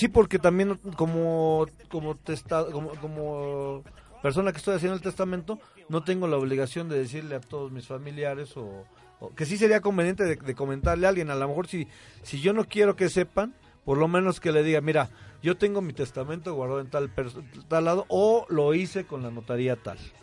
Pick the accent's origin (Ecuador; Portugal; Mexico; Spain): Mexico; no lo teníamos a lo mejor como mexicanos